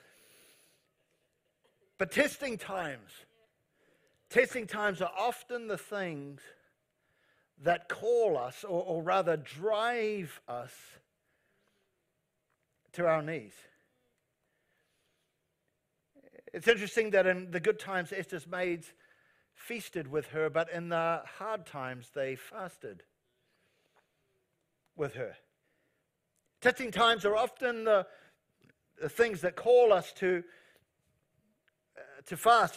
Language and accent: English; New Zealand; I'm a Kiwi